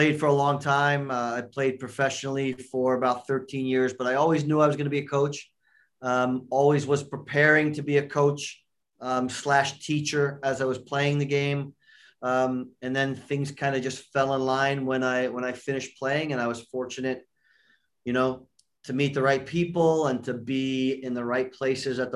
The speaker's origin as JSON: {"language": "English", "region": "just outside New York", "country": "United States", "tie": "born or raised there", "also_born_or_lived": "Cincinnati, Ohio", "moved": "yes", "said": "I grew up in New York, just outside New York"}